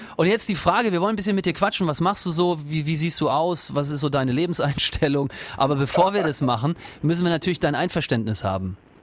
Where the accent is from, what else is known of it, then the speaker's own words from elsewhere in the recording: Northern Germany, Germany; moved away; Ich, ich komme ja nicht aus der Region und äh, komme ja eher aus Norddeutschland